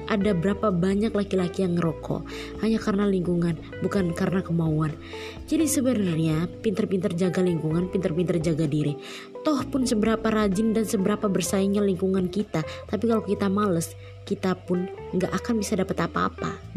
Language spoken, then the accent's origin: Indonesian; Malang, East Java, Indonesia; aku besar di Malang juga kan, kuliah di Malang hampir 6 tahun setengah.